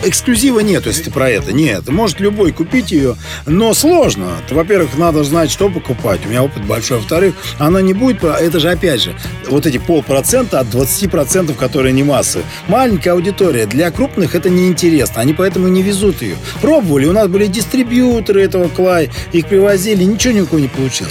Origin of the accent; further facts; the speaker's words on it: Siberia, Russia; now in Saint Petersburg, Russia; я родом из Сибири